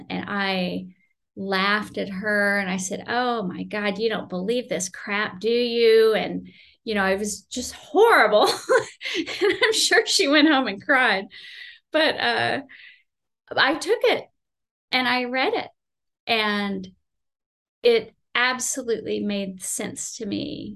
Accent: Houston, Texas, United States; moved away as an adult; also born or lived in Oklahoma / California; I grew up in Houston

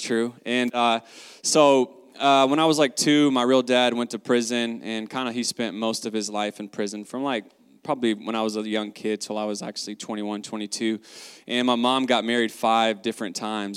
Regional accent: the South, United States; I grew up in the South

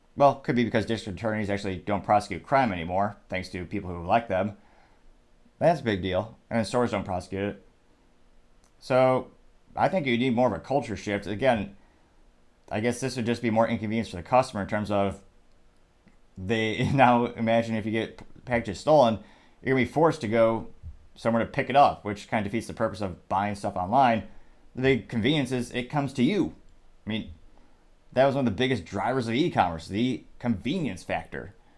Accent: United States; I'm American.

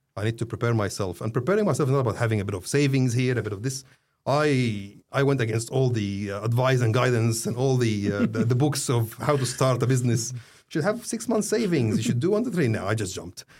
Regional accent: Saudi Arabia; also born or lived in Egypt; now in Australia; I was born in Saudi, but I'm not a Saudi

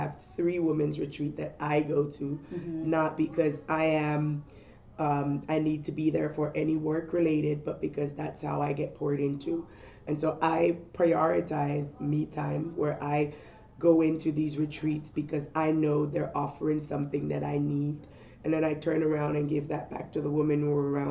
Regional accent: Jamaica; moved away as an adult; now in United States; I'm an immigrant, born and raised in Jamaica, came to the United States as a young adult at 21

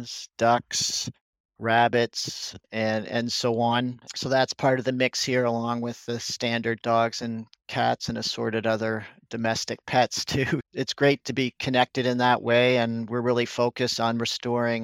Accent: Canada; I'm a Canadian

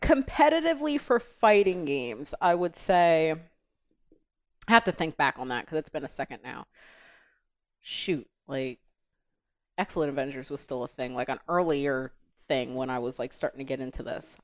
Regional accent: Delaware, United States; I'm born and raised in Delaware.

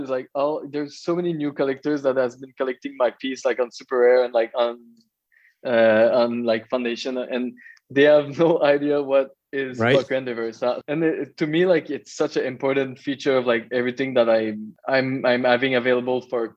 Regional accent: Magog, Quebec, Canada; I'm from Magog, a small town from the eastern township of Quebec

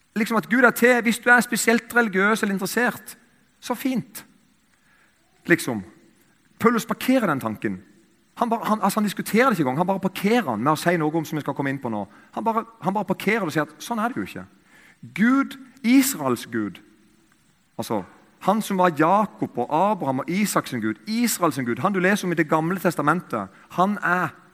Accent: Eiken, Agder, Norway; I Eiken, der jeg kommer fra

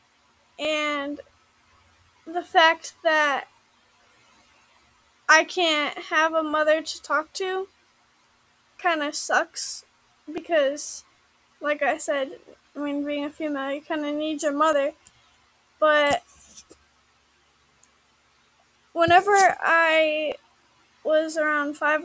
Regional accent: Indiana, United States; I grew up in Indiana

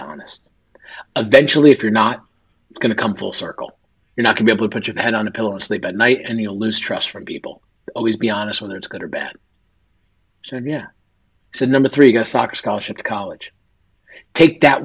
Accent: northern New Jersey, United States; born or raised there

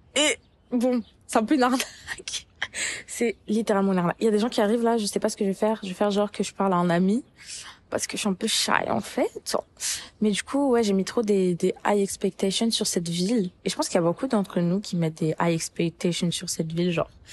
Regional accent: Paris, Île-de-France, France; moved away as an adult; now in Montreal, Canada; j'ai grandi à Paris

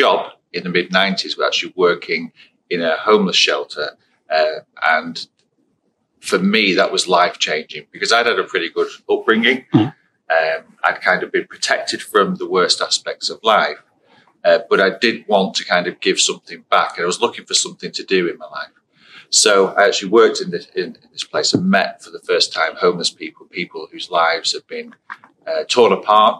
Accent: Blackpool, North West England, United Kingdom; I was born and raised in Blackpool on the Fylde Coast

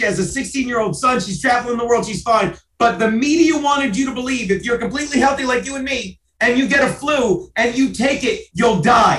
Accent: New Jersey, United States; moved away as an adult; also born or lived in Delaware; now in New York, United States; I grew up on a farm in South Jersey. I went to college in Delaware. I stayed in Delaware for 10 years. I moved here in 2001.

